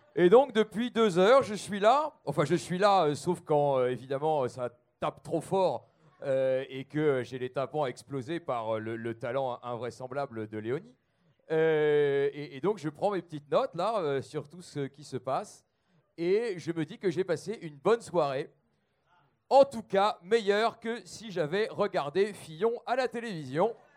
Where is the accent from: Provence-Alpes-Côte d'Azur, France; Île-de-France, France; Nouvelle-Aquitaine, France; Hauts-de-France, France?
Hauts-de-France, France; the Nord; je suis du Nord